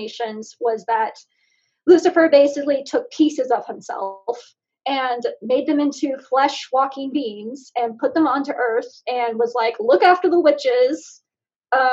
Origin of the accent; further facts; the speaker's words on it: Oregon, United States; also born or lived in Alaska; I'm from Oregon